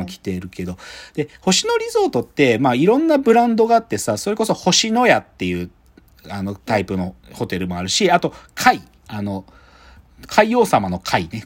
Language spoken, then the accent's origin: Japanese; Maebashi, Gunma, Japan; 群馬県前橋市出身